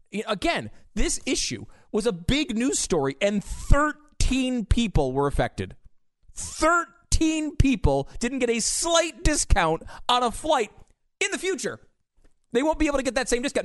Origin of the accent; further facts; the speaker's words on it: United States; as an American